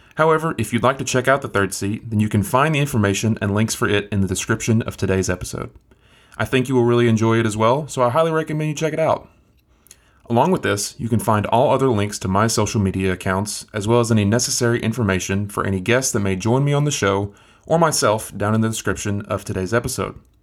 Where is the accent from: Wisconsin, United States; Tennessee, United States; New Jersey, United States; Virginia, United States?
Tennessee, United States; Athens; moved away as an adult; now in Chattanooga, United States